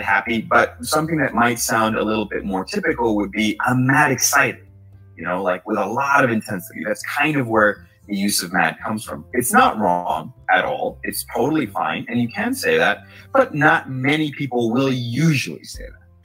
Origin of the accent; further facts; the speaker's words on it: New York, United States; So I'm from New York, and something that's very common that we say is mad as a form of emphasis